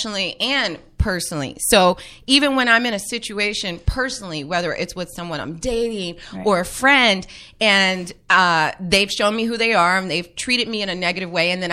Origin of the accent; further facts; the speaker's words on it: Dayton, Ohio, United States; moved away; growing up in Dayton wasn't the easiest